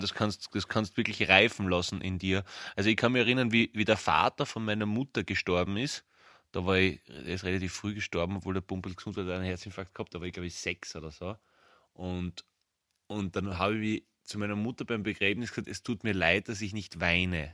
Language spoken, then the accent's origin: German; Graz, Styria, Austria; bei uns in Graz